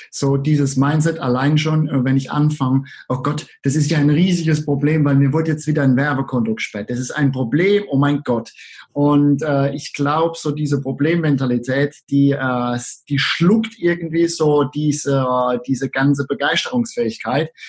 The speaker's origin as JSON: {"language": "German", "region": "Rhineland-Palatinate", "country": "Germany", "accent": "Palatinate", "said": "komme aus der schönen Südpfalz und wie es die meisten Leute wahrscheinlich jetzt schon hören, ich bin Pfälzer und das ist auch gut so."}